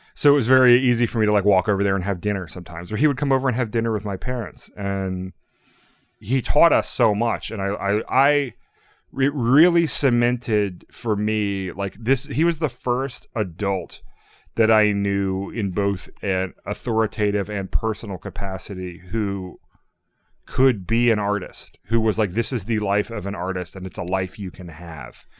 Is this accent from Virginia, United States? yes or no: yes; Norfolk, Virginia, United States; moved away; I'm from Norfolk, Virginia, which is a super, super conservative area.